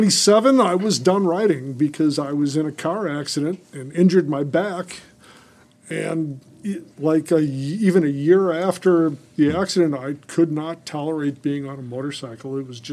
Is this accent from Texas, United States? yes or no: no; La Crosse, Wisconsin, United States; I was born in 1960 in La Crosse, Wisconsin, western Wisconsin, on the Mississippi River.